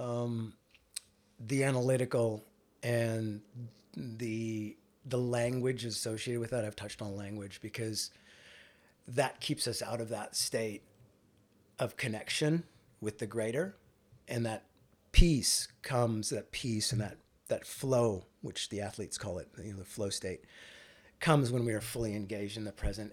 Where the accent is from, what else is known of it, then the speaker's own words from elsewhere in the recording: northern British Columbia, Canada; moved away as an adult; also born or lived in Vancouver, Canada / Victoria, Canada; now in Australia; I was born and raised in Canada, uh, to Indian immigrant parents